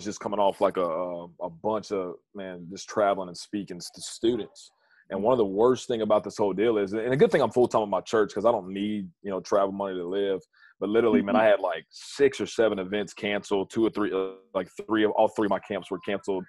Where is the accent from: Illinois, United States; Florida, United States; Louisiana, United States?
Louisiana, United States; North; moved away as an adult; now in Lafayette, United States; I'm originally from North Louisiana